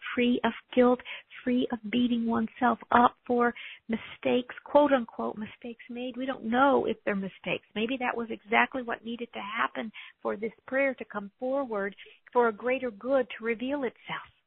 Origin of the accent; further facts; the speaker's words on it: United States; I'm an American